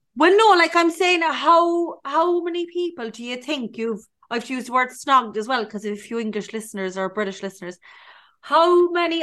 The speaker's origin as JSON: {"language": "English", "town": "Cork", "region": "Munster", "country": "Ireland", "moved": "as an adult", "said": "I'm from um, Cork. It's usually Cork. I'm from Cork"}